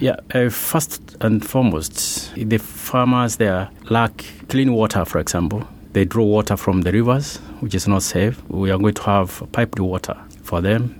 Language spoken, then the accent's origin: English; Kenya; I've grown there. I was born in Kenya, in the Michimikuru